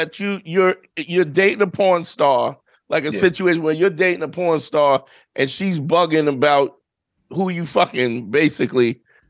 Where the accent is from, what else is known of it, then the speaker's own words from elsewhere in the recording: New York City, New York, United States; I grew up in Brooklyn in the 80s